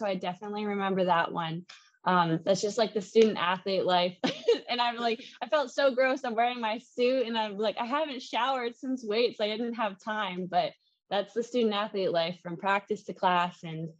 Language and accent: English; Canada; And my French was so bad, being Canadian, I didn't remember anything from French class in Canada.